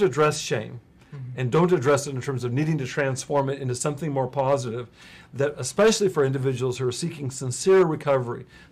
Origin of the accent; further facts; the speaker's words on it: Texas, United States; I hail from Texas. And there's a lot of things I inherited from my background in Texas. I certainly grew up in a family that valued self-reliance